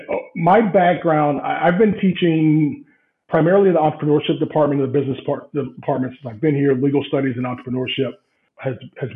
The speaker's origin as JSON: {"language": "English", "region": "Central Florida", "country": "United States", "moved": "as an adult", "lives_now": "Grove City, United States", "said": "I'm from Central Florida"}